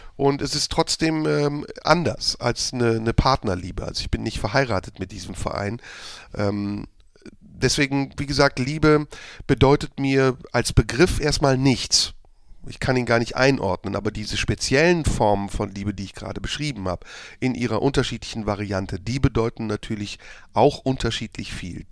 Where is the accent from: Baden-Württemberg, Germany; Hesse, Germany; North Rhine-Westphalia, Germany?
North Rhine-Westphalia, Germany; Neuss; now in Cologne, Germany; Ich bin als Kind äh, im Rheinland groß geworden, hier direkt um die Ecke in Neuss